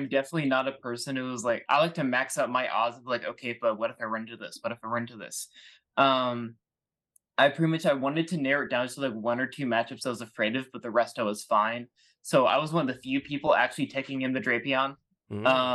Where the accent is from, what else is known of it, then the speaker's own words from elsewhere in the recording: Kansas, United States; I'm from Kansas